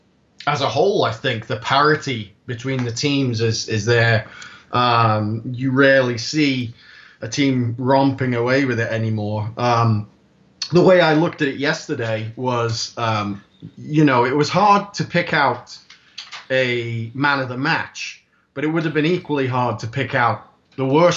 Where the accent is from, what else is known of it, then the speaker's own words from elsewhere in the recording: Anglesey, North Wales, United Kingdom; now in South Carolina, United States; I'm originally from Anglesey, North Wales